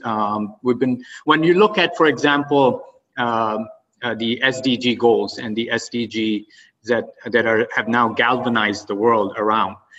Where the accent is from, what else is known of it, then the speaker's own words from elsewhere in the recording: Oman; also born or lived in Pakistan / Boston; now in United States; I grew up in Oman, and um, and after my early education, I came to U.S. and settled